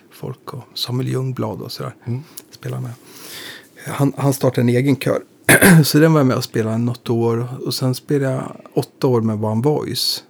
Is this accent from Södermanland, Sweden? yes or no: yes; Eskilstuna, Södermanland, Sweden; moved away as an adult; now in Stockholm, Sweden; vi är från samma, vi är från Eskilstuna mm. och från Skogstorp